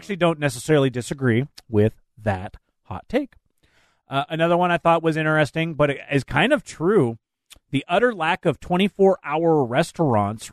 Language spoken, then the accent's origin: English; Tacoma, Washington, United States; growing up in this area for much of my life. There was always backups on the Tacoma